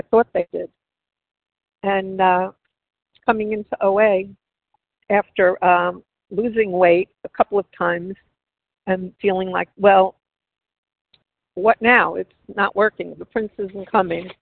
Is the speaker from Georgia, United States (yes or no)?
no; New York City, New York, United States; now in New Jersey, United States; Growing up in New York City